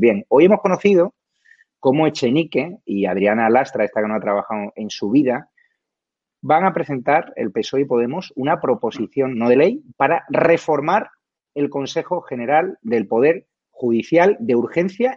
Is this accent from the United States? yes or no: no; Community of Madrid, Spain; a los madrileños